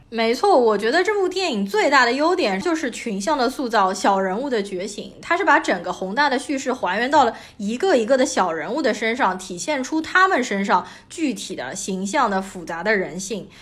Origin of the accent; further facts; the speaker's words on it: Shanghai, China; 作为一个上海人